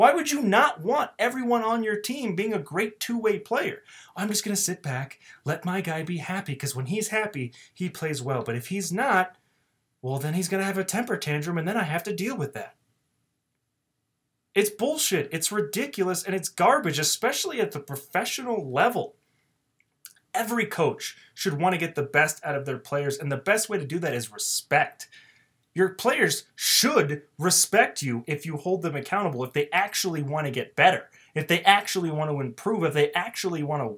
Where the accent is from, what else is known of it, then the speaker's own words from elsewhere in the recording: Arizona, United States; growing up in Arizona and playing hockey my entire life